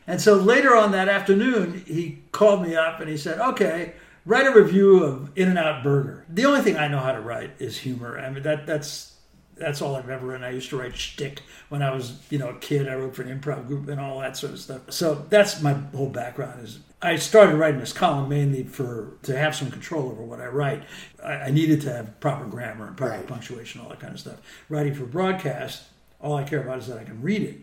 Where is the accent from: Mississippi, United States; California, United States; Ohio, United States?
California, United States; San Francisco; I grew up in San Francisco